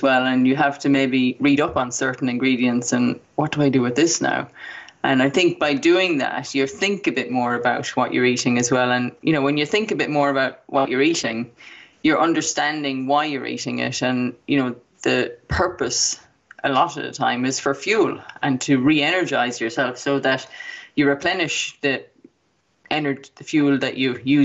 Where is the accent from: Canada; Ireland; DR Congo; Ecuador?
Ireland; when we were growing up in Ireland